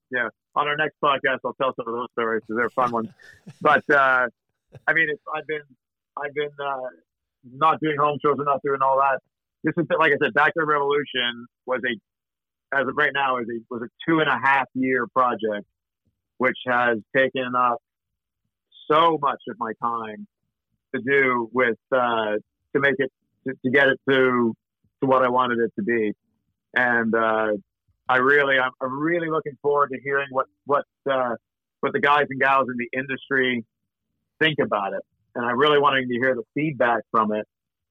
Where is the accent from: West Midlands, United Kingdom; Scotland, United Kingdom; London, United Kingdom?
Scotland, United Kingdom; And I'm a Scot, but I'm always still trying to save my clients' money.